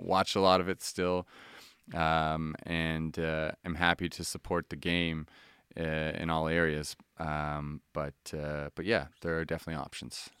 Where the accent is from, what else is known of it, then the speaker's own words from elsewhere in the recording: Halifax, Nova Scotia, Canada; moved away; I'm from Halifax